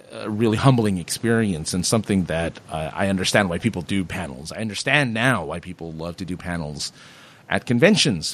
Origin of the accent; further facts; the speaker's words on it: Southern California, United States; I'm from Southern California